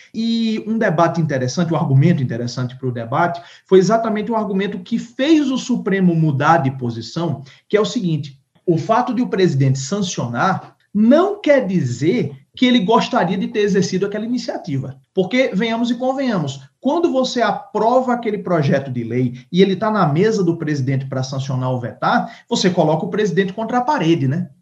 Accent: Paraíba, Brazil; moved away; lá na minha terra, lá na Paraíba

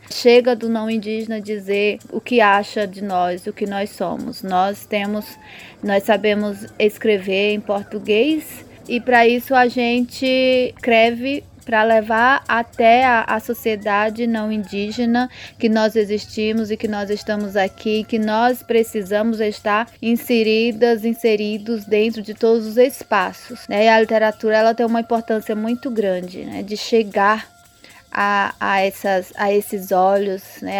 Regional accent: Tabajara territory, 400 km from Fortaleza, on the border with Piauí, Ceará, Brazil; moved away as an adult; also born or lived in São Paulo; do povo Tabajara. Nós estamos localizados a 400 quilômetros de Fortaleza, na divisa com o Piauí. Foi aonde eu cresci, nasci, cresci

